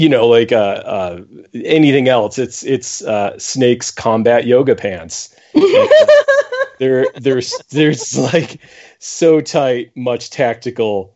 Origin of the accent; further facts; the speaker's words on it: Buffalo, New York, United States; moved away; I'm from Buffalo originally. So I am a Buffalo Bills fan